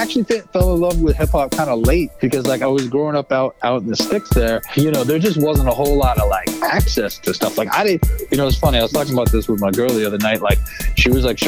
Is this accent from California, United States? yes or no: no; West Stockbridge, Massachusetts, United States; also born or lived in New York City; I was born in New York City, and I lived there until I was about 5 or 6. And then my folks moved the family up to Western Mass to get out of the city